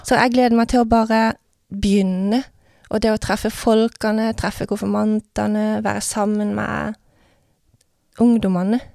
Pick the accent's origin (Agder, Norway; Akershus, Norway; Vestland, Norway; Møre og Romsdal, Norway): Agder, Norway; Vennesla; Jeg vokste opp i Vennesla